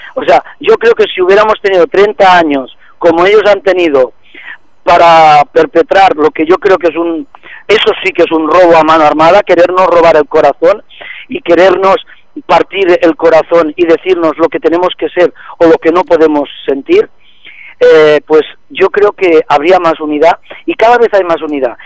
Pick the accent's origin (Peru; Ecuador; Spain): Spain; Catalonia; somos catalanes